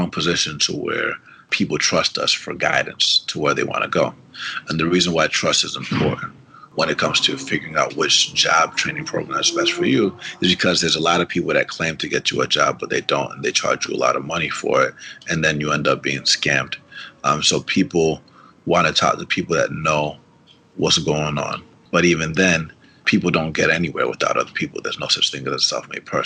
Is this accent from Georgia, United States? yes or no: yes; Atlanta, Georgia, United States; first language Spanish; English is a second language; growing up in Atlanta